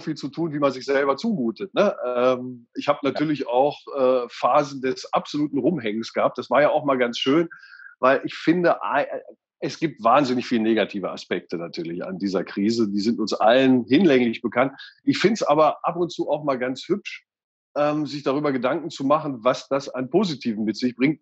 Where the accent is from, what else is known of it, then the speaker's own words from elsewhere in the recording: Göttingen, Lower Saxony, Germany; also born or lived in Einbeck; da bin ich geboren, ähm, man ja. sieht es mir gar nicht mehr an, und bin aufgewachsen in Göttingen